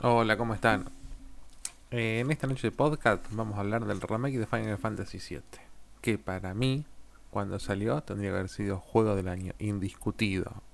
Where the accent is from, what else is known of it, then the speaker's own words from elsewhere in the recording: Argentina; yo soy de Argentina